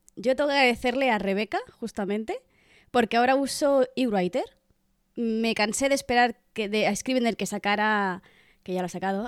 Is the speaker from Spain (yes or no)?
yes; Catalonia, Spain; Soy catalana